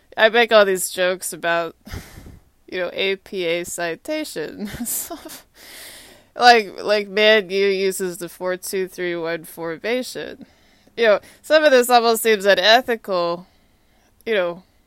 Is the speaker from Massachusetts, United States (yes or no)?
no; Austin, Texas, United States; moved away as an adult; also born or lived in Atlanta, United States; now in Washington, D.C., United States; Austin is my hometown